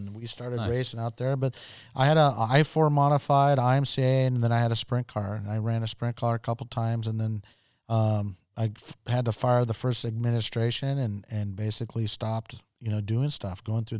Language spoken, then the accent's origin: English; Okinawa, Japan; I grew up in Okinawa, Japan, lived there for almost 5 years. And most of my friends were Japanese.